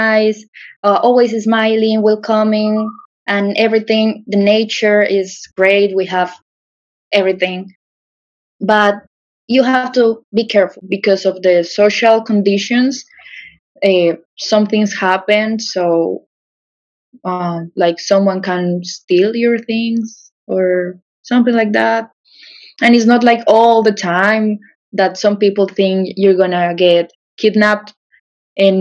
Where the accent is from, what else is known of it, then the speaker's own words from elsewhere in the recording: Pereira, Risaralda, Colombia; English is a second language; I'm from a small city called Pereira. It's in the center, like the coffee region.